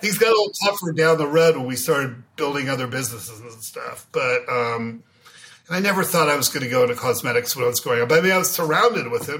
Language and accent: English; Beverly Hills, California, United States; I grew up in Beverly Hills